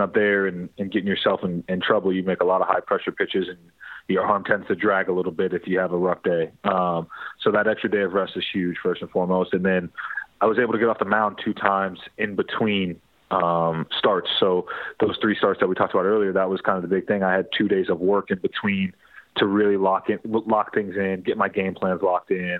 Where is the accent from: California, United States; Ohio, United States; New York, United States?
New York, United States; Long Island; moved away; growing up in New York, my dad kind of forced me to be a Yankee fan